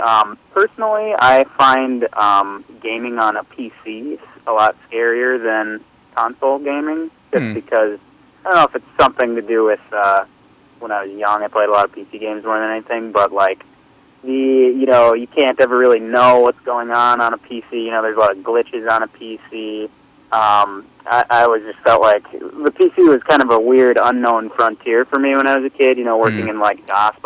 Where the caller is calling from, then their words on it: Minnesota, United States; calling from Minnesota.